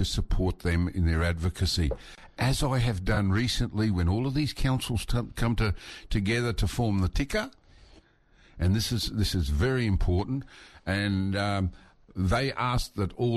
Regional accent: Mareeba, Queensland, Australia; I grew up in Mareeba, many of my school friends were Indigenous.

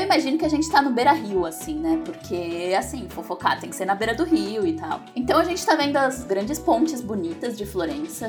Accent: São Paulo, Brazil; eu sou de São Paulo

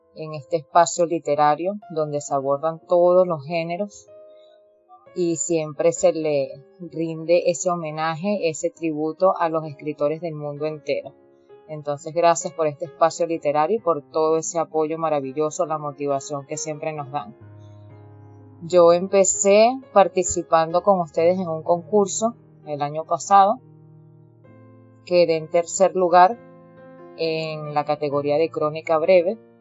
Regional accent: Caracas, Capital District, Venezuela; yo nací aquí, siempre he vivido aquí en Venezuela, específicamente en la ciudad de Caracas. Yo soy de Caracas, Venezuela

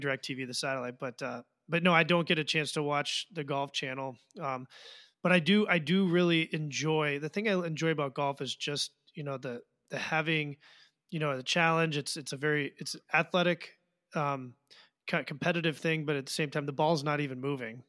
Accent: Washington, District of Columbia, United States; I grew up in Washington, D C

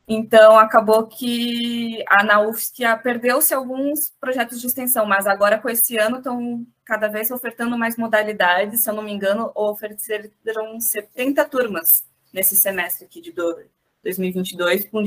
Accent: Pelotas, Rio Grande do Sul, Brazil; now in Florianópolis, Brazil; eu vim de Pelotas, é uma cidade grande, mas não tão grande quanto Florianópolis.

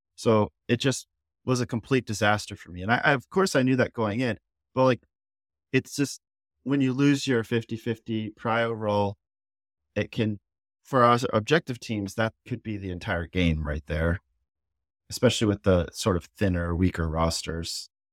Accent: United States; as an American

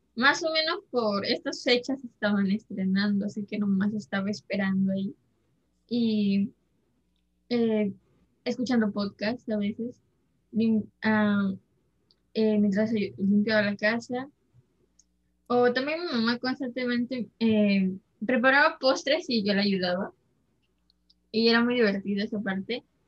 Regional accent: Peru; somos peruanos

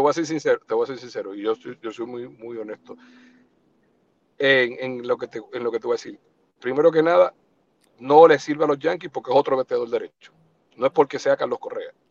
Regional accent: eastern Puerto Rico, Puerto Rico; also born or lived in New York; nosotros que somos del este de Puerto Rico

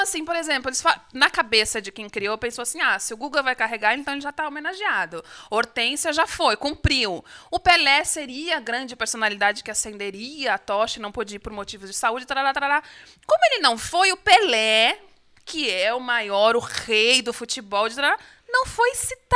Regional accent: Brazil; eu sou brasileira

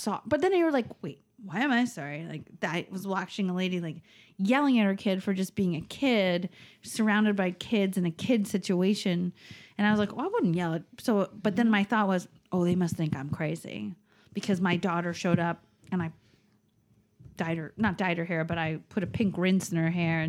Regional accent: New York, United States; oh, I'm from Long Island. Like, my Spanish is so terrible.

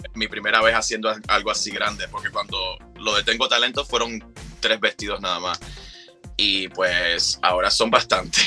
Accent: Cuba; vengo de Cuba

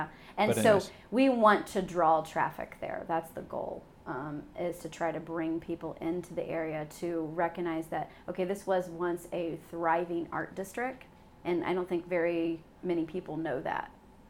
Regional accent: Dayton, Ohio, United States; moved away as an adult; That was a part of growing up in Dayton.

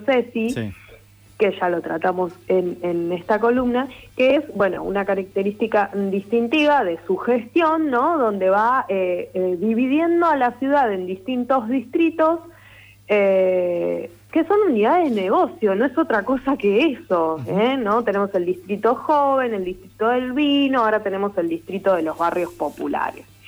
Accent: Lanús, Buenos Aires Province, Argentina; yo soy oriunda de Lanús, vivo en Lanús

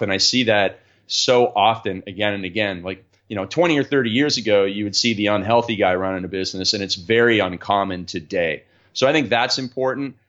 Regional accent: Canada; I grew up in Canada where we play a lot of ice hockey

